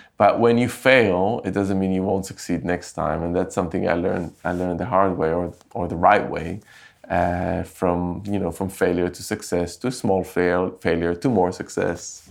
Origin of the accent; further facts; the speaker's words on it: Jerusalem, Jerusalem District, Israel; moved away as an adult; also born or lived in London; I grew up in Jerusalem